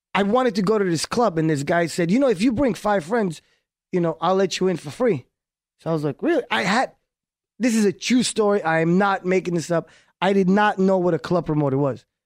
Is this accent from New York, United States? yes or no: yes; New York, United States; first language Hebrew; English is a second language; moved away as an adult; also born or lived in Haifa, Israel / Miami; I grew up in New York